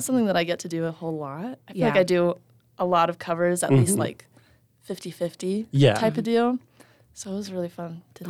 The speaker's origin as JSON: {"language": "English", "town": "Las Vegas", "region": "Nevada", "country": "United States", "said": "You know, I'm from Vegas"}